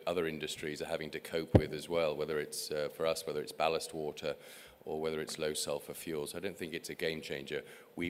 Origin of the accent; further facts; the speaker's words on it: England, United Kingdom; the landscape in my home country, England